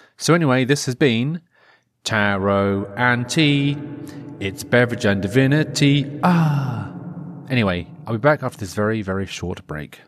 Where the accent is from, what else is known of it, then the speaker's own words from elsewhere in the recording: Norfolk, East of England, United Kingdom; I'm from Norfolk